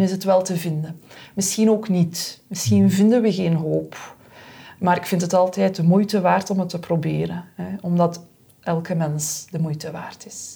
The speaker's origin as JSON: {"language": "Dutch", "town": "Aalst", "region": "Flanders", "country": "Belgium", "tie": "born or raised there", "said": "ik in mijn thuisstad Aalst kunnen beginnen werken"}